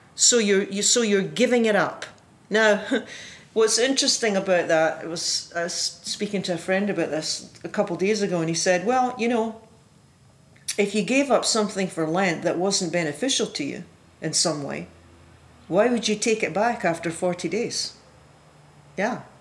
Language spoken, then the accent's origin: English; Scotland, United Kingdom; when I was a kid in Scotland, I was raised in the Presbyterian Church